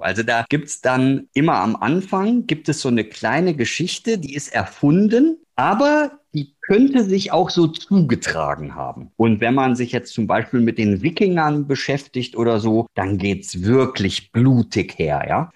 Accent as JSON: {"language": "German", "area": "Ruhr area", "region": "North Rhine-Westphalia", "country": "Germany", "moved": "yes", "said": "komme ja, aus dem Ruhrgebiet"}